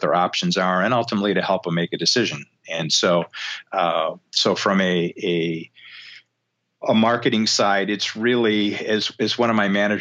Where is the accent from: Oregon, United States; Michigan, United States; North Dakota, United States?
Michigan, United States; Detroit; now in Beaufort, United States; growing up in Detroit, I've spent a lot of time in, you know, million square foot auto plants